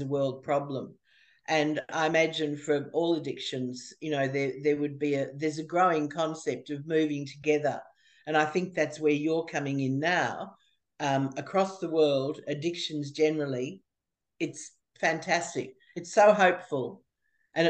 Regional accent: Australia; I'm from Australia

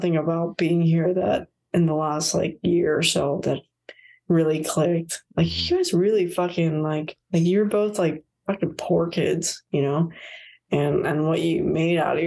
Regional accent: Puerto Rico; moved away; also born or lived in Florida, United States; I grew up in Puerto Rico and Florida

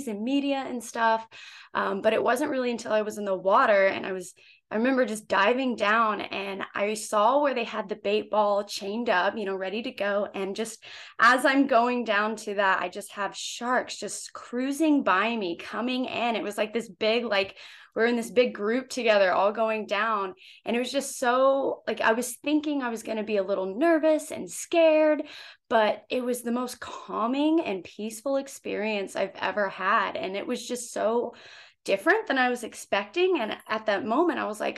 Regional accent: Oklahoma, United States; moved away; I am originally from Oklahoma. So a landlocked state, never grew up by the ocean

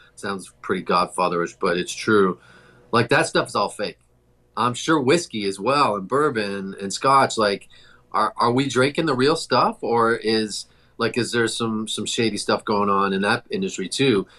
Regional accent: Toronto, Ontario, Canada; moved away; I'm from Toronto originally

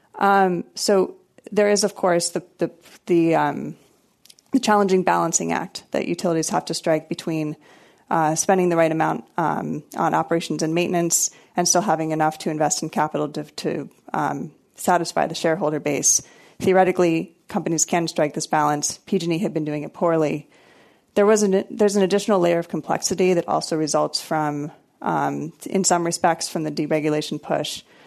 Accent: Maryland, United States; moved away as an adult; also born or lived in North Carolina / Texas; I grew up in Maryland

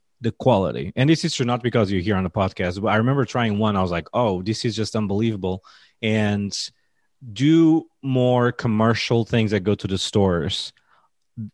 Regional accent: Portugal; I'm from Portugal

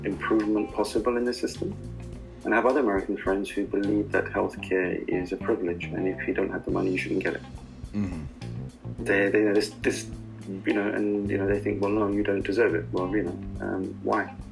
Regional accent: Karachi, Sindh, Pakistan; I grew up in Karachi with my mom's brother

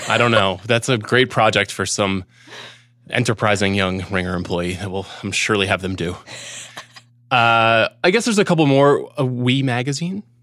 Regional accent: Long Island, New York, United States; growing up on Long Island

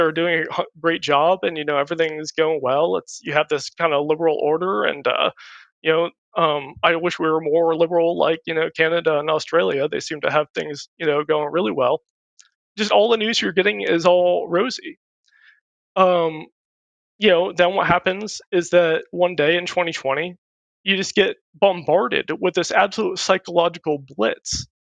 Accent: California, United States; I grew up in California

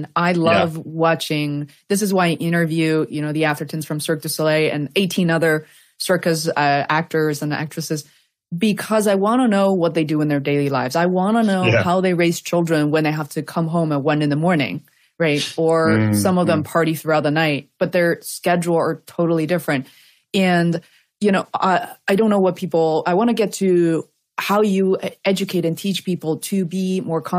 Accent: Beijing, China; English is a second language; moved away; I grew up in Beijing

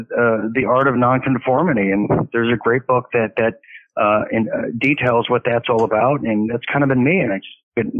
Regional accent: Huntington Beach, California, United States; moved away as an adult; also born or lived in Texas; I grew up in Huntington Beach, Surf City, USA.

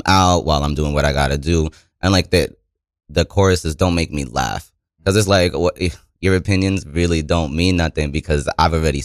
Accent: New York City, New York, United States; everybody from my part of New York City. Because I'm from New York. I'm from Queensbridge.

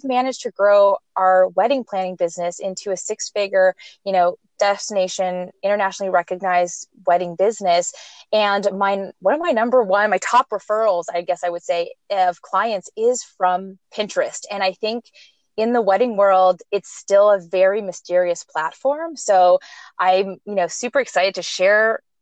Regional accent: Montreal, Quebec, Canada; moved away; also born or lived in California; I'm originally from Montreal, Canada, but I lived and moved in to California for, lived there

